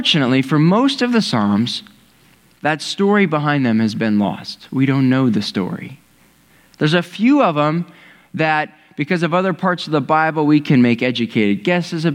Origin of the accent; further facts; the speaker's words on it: Ohio, United States; I've lived in Ohio my whole life.